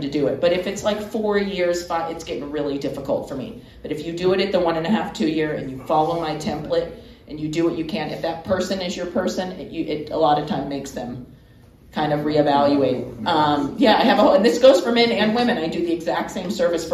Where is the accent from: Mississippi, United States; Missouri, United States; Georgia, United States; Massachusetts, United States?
Georgia, United States; moved away; also born or lived in Florida / Miami; I'm from Georgia. I'm from a small town